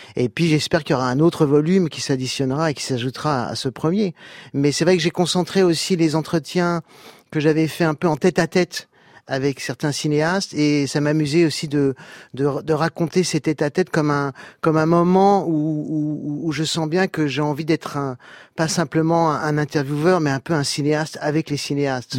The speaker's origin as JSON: {"language": "French", "country": "France", "tie": "born or raised there", "said": "je suis né en France, je, suis français"}